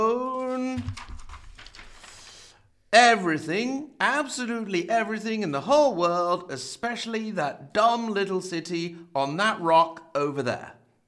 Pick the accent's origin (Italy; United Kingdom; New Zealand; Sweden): Italy; Galliate, Piedmont; born there; English is a second language; now in Canossa, Italy; I was born in the Piedmont region, in the town of Galliate, province of Novara, to an Italian father who hails from the Emilia area, specifically from Canossa.